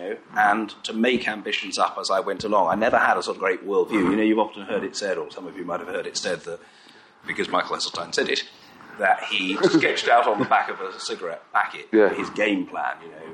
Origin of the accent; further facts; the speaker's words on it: London, United Kingdom; I'm actually a Jewish boy. I come from North London. You know, I went to school in Finchley